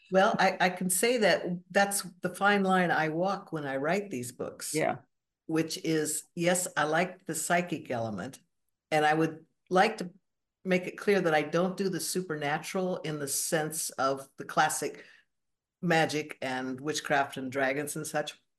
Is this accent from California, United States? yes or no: yes; Borrego Springs, California, United States; now in Seattle, United States; I was born and raised actually in the Southern California desert, uh, de Borrego